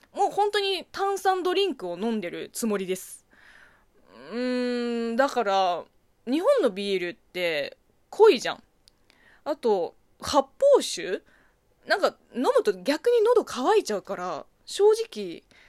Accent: China; Japanese is a second language; moved away; 国生まれ、中国育ちの私

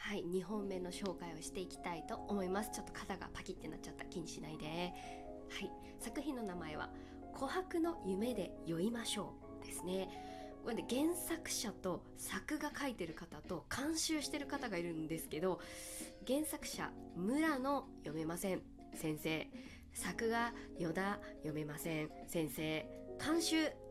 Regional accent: Kagoshima, Japan; moved away; 鹿児島が実家

